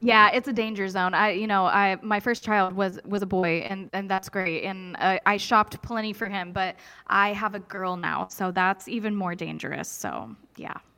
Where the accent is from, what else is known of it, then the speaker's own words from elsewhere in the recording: Kokomo, Indiana, United States; as a Kokomoian, when you travel outside of town and people ask you where are you from, you tell them Kokomo, Indiana.